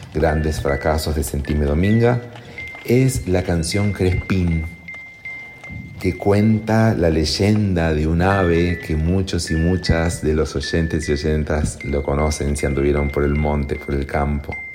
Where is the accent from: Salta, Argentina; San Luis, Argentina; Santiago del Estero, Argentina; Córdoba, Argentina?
Santiago del Estero, Argentina; mi Santiago querido